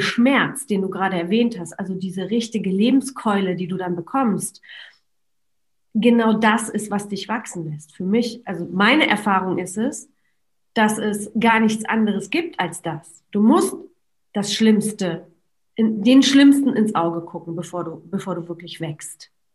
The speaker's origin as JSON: {"language": "German", "country": "Poland", "tie": "born or raised there", "moved": "yes", "said": "ich bin in Polen geboren"}